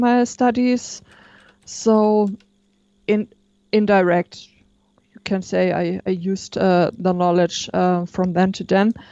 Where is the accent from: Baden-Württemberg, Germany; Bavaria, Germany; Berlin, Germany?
Baden-Württemberg, Germany; near Stuttgart; I'm from the south of Germany, um, nearby Stuttgart.